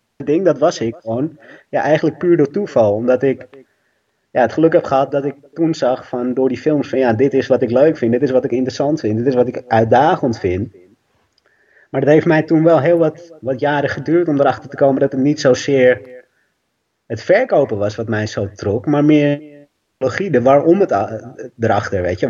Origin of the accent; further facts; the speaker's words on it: Amstelveen, North Holland, Netherlands; ik ben enig kind, opgegroeid in Amstelveen